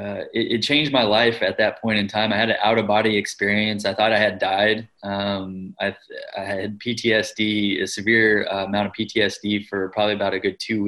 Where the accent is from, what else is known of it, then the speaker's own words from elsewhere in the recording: Kentucky, United States; also born or lived in California; I grew up in the United States, mm-hmm. predominantly in Kentucky, which is a part of the Bible Belt there